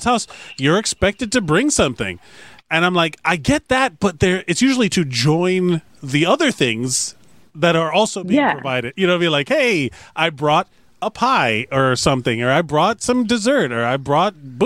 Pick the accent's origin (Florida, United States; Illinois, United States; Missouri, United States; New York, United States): Florida, United States; Miami; I'm born and raised in Miami